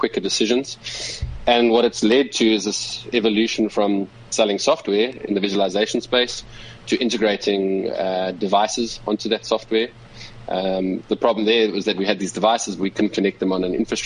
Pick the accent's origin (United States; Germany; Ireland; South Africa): South Africa; as a South African and African